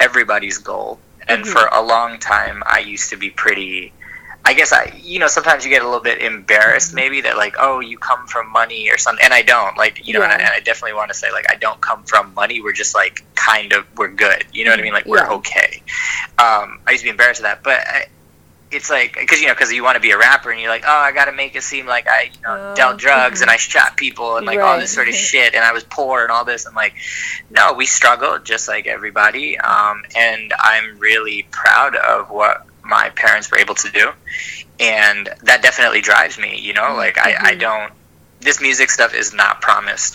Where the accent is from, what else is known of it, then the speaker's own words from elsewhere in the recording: New Jersey, United States; also born or lived in Virginia / Delaware; I'm born and raised in New Jersey.